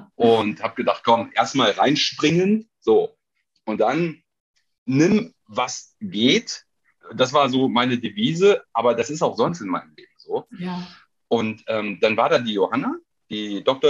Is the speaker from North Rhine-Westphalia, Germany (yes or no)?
yes; Krefeld, North Rhine-Westphalia, Germany; also born or lived in Duisburg; ich bin in Krefeld aufgewachsen, ne? also Duisburg nur geboren